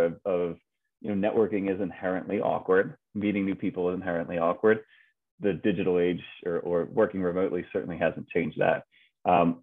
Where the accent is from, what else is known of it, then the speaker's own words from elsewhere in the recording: Philadelphia, Pennsylvania, United States; Born and raised in Philadelphia